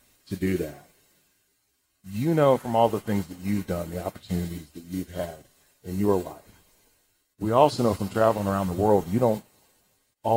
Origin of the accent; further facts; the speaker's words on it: St. Louis, Missouri, United States; also born or lived in Madrid, Spain; I grew up in St. Louis, outside St. Louis